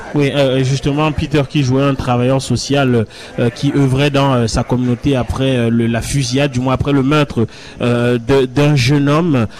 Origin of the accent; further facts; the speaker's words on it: Cameroon; quand j'étais jeune au Cameroun